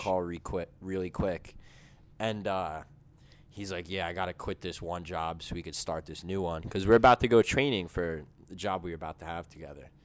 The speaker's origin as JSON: {"language": "English", "town": "Caldwell", "region": "New Jersey", "country": "United States", "said": "I'm like, \"Caldwell.\""}